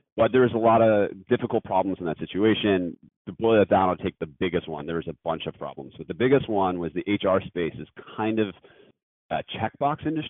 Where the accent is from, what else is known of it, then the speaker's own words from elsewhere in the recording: Scranton, Pennsylvania, United States; moved away; also born or lived in Philadelphia / New York; growing up in Scranton, Pennsylvania